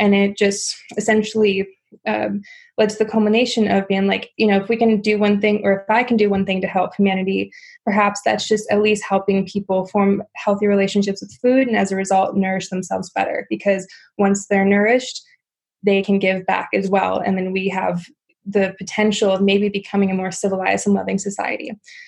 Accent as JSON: {"language": "English", "region": "Midwest", "country": "United States", "tie": "born or raised there", "said": "simply because I come from a very standard American lifestyle. I grew up in the Midwest."}